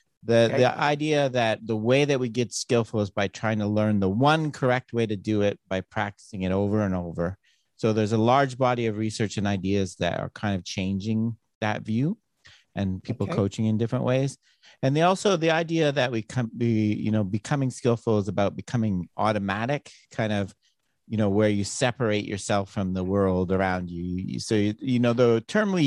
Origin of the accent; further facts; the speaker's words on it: Toronto, Ontario, Canada; now in Arizona, United States; I'm from Canada, Toronto originally